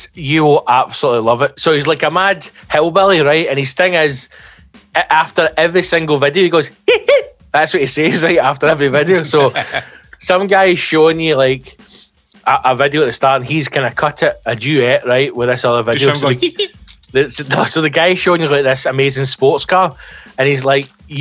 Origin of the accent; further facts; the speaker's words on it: the West, Scotland, United Kingdom; I'm glad that I'm from the West and I've got the accent that I've got